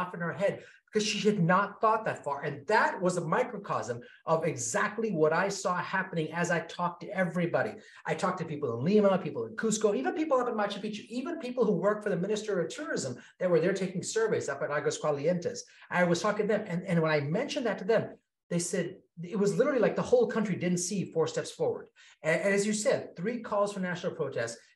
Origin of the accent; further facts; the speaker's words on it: Kenya; I was born in Kenya.